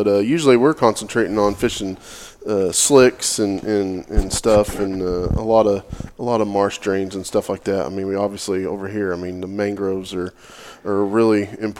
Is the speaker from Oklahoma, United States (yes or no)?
yes; Oklahoma, United States; moved away; growing up in Oklahoma